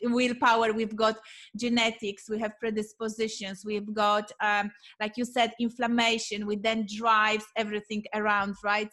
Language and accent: English; Poland; moved away; I am coming from Poland